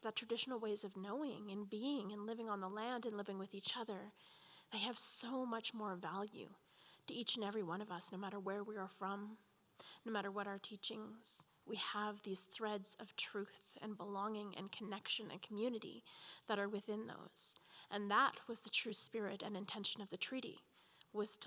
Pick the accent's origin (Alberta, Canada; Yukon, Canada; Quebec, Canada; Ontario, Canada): Alberta, Canada; Edmonton; I was born here in Edmonton in an old residential school hospital